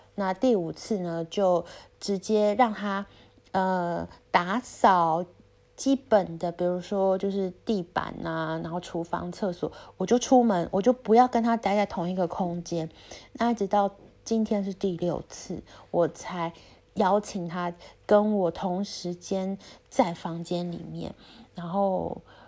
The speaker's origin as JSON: {"language": "Chinese", "country": "Taiwan", "moved": "yes", "said": "我是台湾人"}